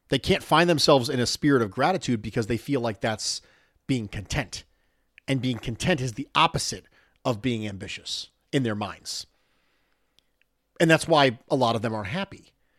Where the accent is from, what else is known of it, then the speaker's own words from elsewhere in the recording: Philadelphia, Pennsylvania, United States; born there; I was born in West Philadelphia, and I'm the Fresh Prince of Bills Mafia. My family were all Eagles fans.